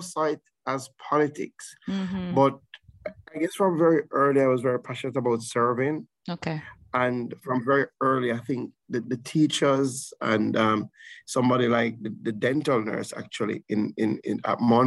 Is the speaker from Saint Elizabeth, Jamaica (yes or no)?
yes; Saint Elizabeth, Jamaica; the majority of my life, I grew up in St. Elizabeth